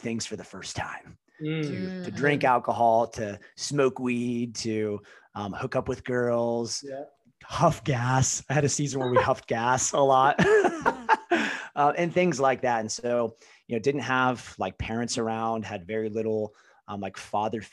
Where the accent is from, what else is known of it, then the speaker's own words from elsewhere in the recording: Ohio, United States; also born or lived in California; I was born in California. Parents got divorced and was raised mostly in Ohio in my adolescent years, but spent summers with my dad in California